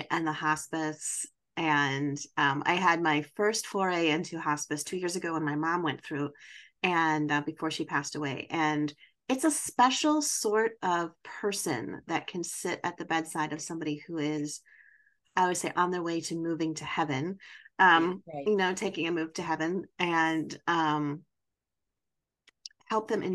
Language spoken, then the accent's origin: English; Wisconsin, United States; I'm from Wisconsin, so I'm not too far away in the North Woods